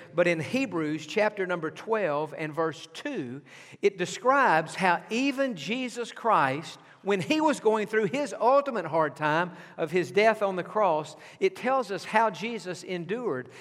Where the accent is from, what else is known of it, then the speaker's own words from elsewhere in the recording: East Texas, United States; I grew up in East Texas